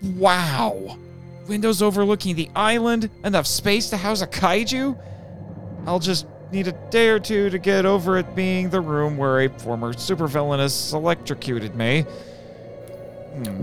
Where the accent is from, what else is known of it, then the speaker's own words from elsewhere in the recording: Indiana, United States; I'm from Indiana